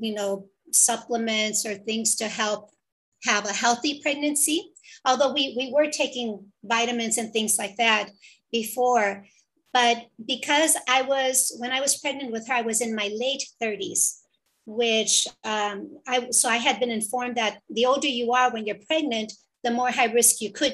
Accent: Chicago, Illinois, United States; moved away as an adult; now in California, United States; I was born and raised in Chicago, and my parents were from Mexico.

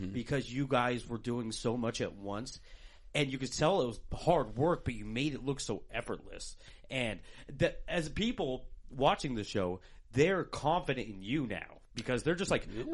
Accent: Portland, Oregon, United States; also born or lived in California / Washington; I grew up in Portland for like the first 22 years of my life

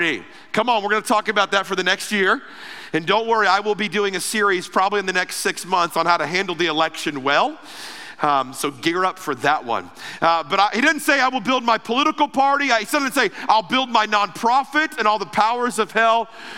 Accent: Ruskin, Florida, United States; I grew up in Florida. Most of my life was in Florida.

